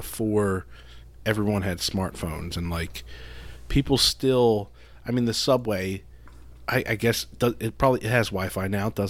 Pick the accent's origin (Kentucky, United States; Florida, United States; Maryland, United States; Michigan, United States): Maryland, United States; Baltimore; also born or lived in New York City; we're from Baltimore.